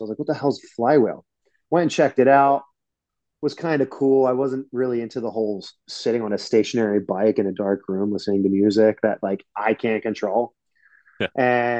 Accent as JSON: {"language": "English", "town": "Philadelphia", "region": "Pennsylvania", "country": "United States", "also_born_or_lived": "Atlanta / New York City", "moved": "as an adult", "said": "I'm from Philly. It's only an hour and a half away."}